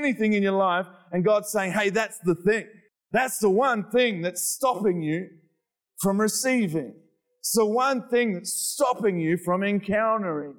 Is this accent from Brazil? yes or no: no; Australia; I'm Australian